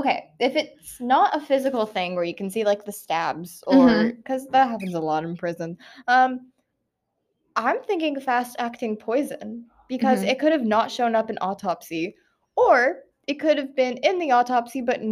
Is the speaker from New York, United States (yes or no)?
no; Washington, United States; now in Georgia, United States; I'm from Washington.